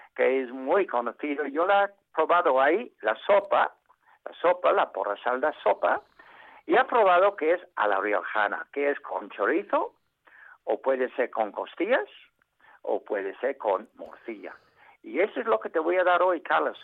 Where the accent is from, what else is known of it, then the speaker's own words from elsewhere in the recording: England, United Kingdom; Spanish is a second language; also born or lived in Asturias, Spain; now in Spain; nosotros los ingleses